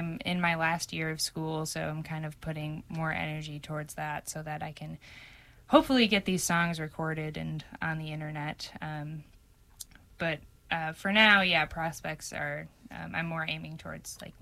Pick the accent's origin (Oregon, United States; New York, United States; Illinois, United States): Illinois, United States; Chicago; moved away as an adult; now in Boston, United States; I am from Chicago originally